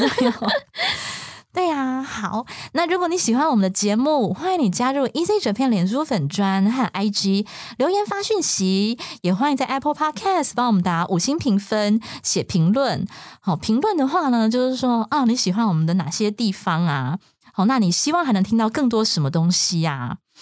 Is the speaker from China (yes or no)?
no; Taiwan; 就是如果是我们台湾人